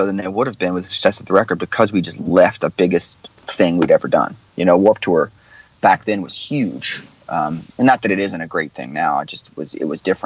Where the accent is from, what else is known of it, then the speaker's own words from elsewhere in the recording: Clearwater, Florida, United States; my hometown of Clearwater Beach